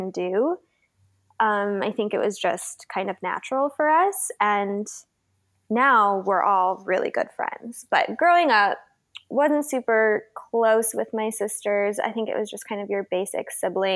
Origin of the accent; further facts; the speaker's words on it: Downers Grove, Illinois, United States; I grew up in Downers Grove, Illinois, a sort of little middle class Midwestern town where everyone knows everyone